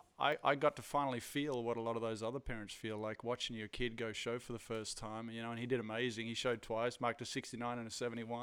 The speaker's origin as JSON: {"language": "English", "country": "Australia", "tie": "born or raised there", "also_born_or_lived": "Netherlands", "said": "I was born in Australia, but lived in Holland for a little while as well."}